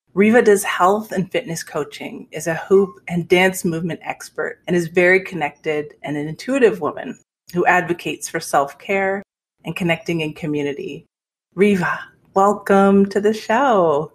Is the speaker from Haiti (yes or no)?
no; Canada; I'm a Canadian